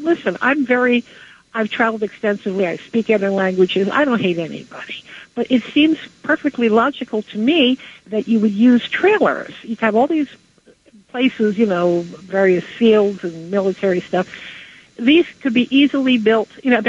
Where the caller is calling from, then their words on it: Flemington, New Jersey, United States; also born or lived in New York; from Flemington, New Jersey.